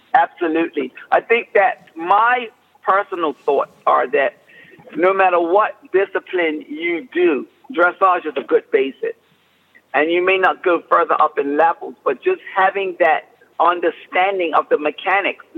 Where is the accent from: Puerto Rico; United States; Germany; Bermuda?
Bermuda; moved away; I was raised and born and raised in Bermuda